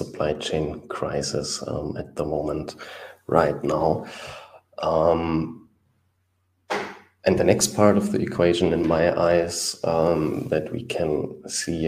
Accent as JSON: {"language": "English", "country": "Germany", "said": "I'm from Germany"}